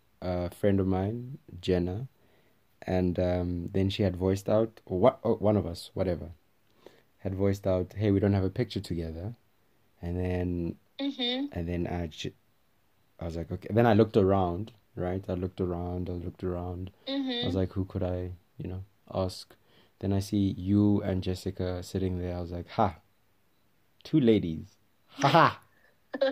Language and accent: English; Switzerland; English is a second language; I'm from Switzerland.